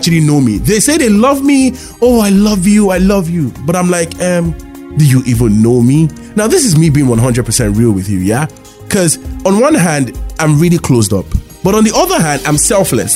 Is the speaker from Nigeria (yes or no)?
yes; Lagos, Nigeria; I grew up in Lagos, Nigeria